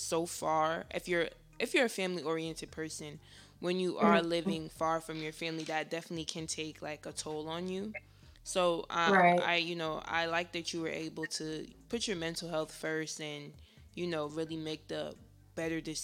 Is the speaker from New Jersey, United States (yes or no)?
yes; New Jersey, United States; I'm from Jersey, so North Jersey, I'm right by New York